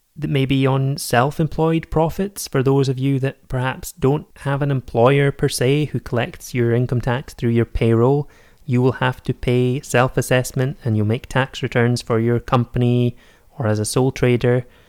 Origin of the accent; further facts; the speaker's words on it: Scotland, United Kingdom; also born or lived in Edinburgh; I am based in Edinburgh, I am Scottish